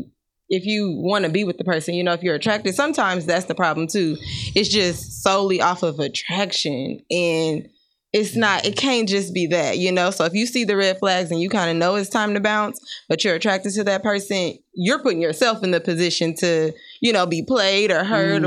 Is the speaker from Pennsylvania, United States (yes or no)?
no; Nebraska, United States; I was in a relationship where I'm from Nebraska.